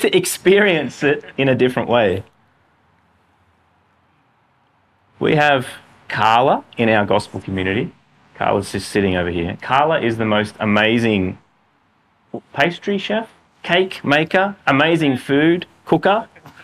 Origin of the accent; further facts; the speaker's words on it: Australia; as Australian Western guys